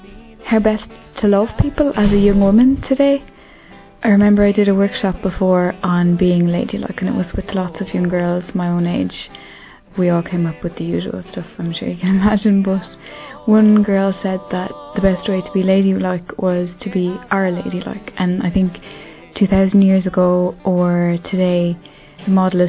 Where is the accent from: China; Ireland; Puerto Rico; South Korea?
Ireland; I'm from Ireland and I'm 26.